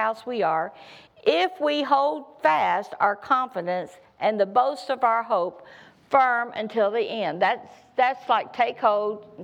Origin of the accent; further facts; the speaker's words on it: the South, United States; I come from the South